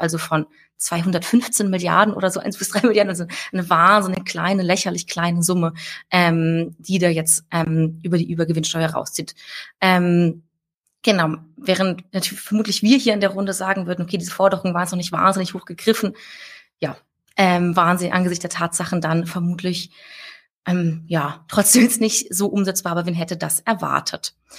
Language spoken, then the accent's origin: German; Saarland, Germany; ich komme ja aus dem Saarland. Ähm, schönstes Bundesland der Welt.